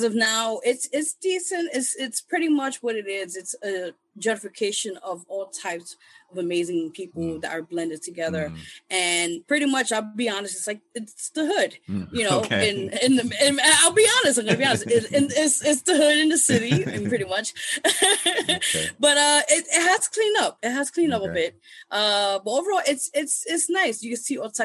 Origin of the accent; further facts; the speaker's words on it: New York City, New York, United States; I start out from being born and raised in the Lower East Side. Those who don't know, that's part of like East Village, Manhattan